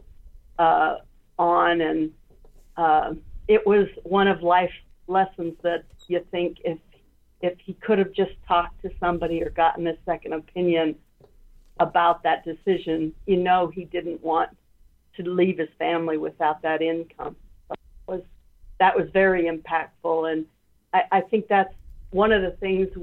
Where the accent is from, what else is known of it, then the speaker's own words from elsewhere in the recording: Wyoming, United States; I grew up in Wyoming, and I spent a lot of summers in Minnesota